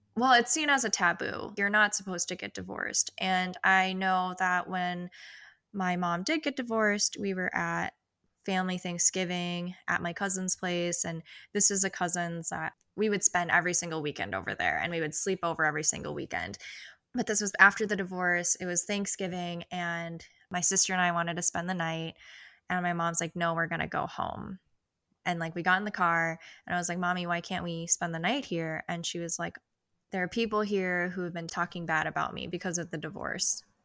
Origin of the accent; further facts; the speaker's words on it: Twin Cities metro area, Minnesota, United States; I was born in Minneapolis and lived here till I was six